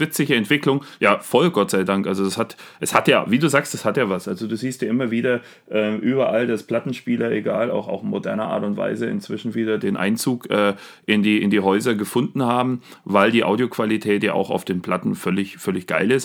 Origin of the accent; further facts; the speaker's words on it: Germany; bei uns in Deutschland